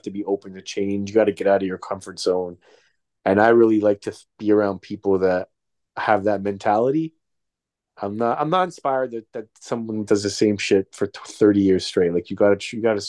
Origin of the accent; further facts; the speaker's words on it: Toronto, Ontario, Canada; now in New York, United States; I came from Toronto